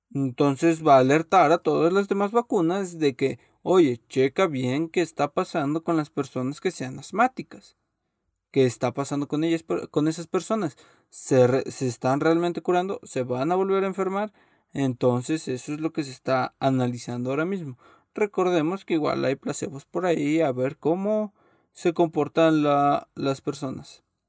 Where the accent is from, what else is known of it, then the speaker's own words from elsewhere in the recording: Mexico; soy mexicano